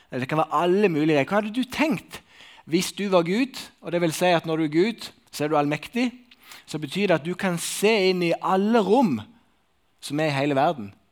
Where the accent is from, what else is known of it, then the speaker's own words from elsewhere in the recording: Sokna, Buskerud, Norway; En del av mine venner da, som bor i Sokna, der jeg kommer fra, vi har sånn ei Snap-gruppe.